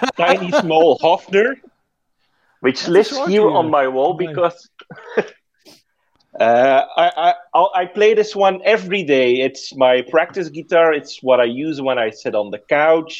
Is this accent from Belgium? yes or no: yes; Dutch-speaking Belgium, Flanders, Belgium; I'm from the Dutch-speaking part, but I live literally 5 meters away from the French-speaking part.